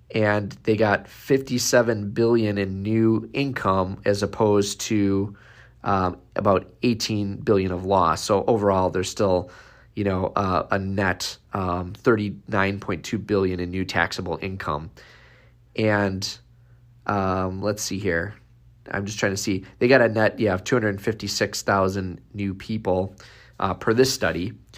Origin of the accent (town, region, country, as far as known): Wisconsin, United States; born or raised there